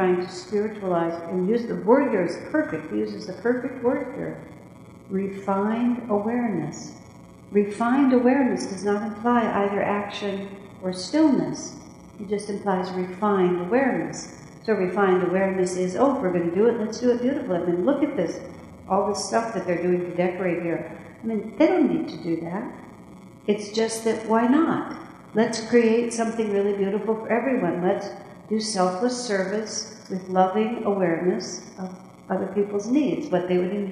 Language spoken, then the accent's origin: English; United States; this is the American way. And we're American